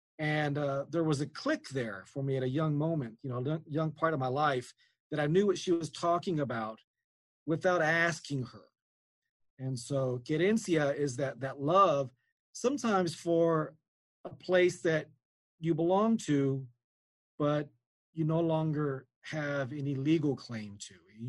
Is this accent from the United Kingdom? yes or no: no; Houston, Texas, United States; also born or lived in Albuquerque, New Mexico; now in Las Cruces, United States; I'm Tejano. I'm from Texas. And so when I moved here, you know, there were a lot of differences I could notice, you know, already from Houston, where I'm from, and Albuquerque, where I had moved to, and now I live in Las Cruces.